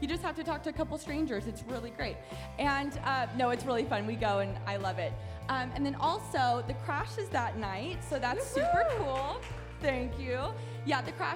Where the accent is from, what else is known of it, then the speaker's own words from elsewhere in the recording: United States; I'm very American